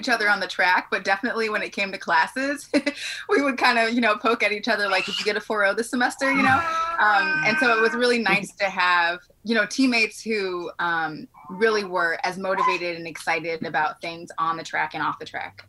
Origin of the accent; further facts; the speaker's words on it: Buffalo, New York, United States; I wanted to be a little bit closer to home. I'm from Buffalo.